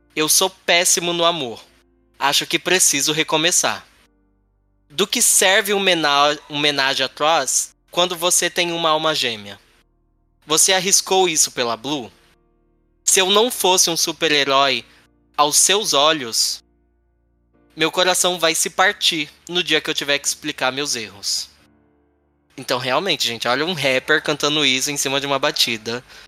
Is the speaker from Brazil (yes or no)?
yes; Brazil; eu sou brasileiro